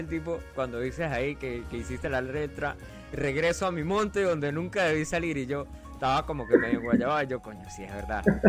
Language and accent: Spanish; Venezuela; originalmente, yo soy de un pueblo de Venezuela que no aparece en el mapa, se llama el Yauri